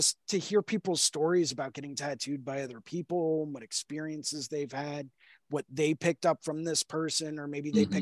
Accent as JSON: {"language": "English", "town": "Houston", "region": "Texas", "country": "United States", "tie": "born or raised there", "said": "I was born in Houston"}